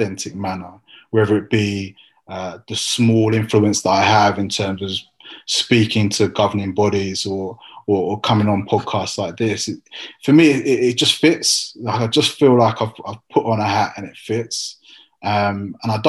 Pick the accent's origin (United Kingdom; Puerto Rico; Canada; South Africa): United Kingdom; England; being English for you, Rusty, might mean something very different than it does for me